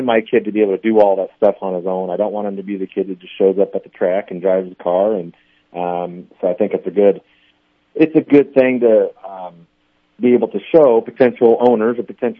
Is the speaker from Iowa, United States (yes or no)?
yes; Iowa, United States; moved away as an adult; now in Omaha, United States; I grew up around it, and I'm from Iowa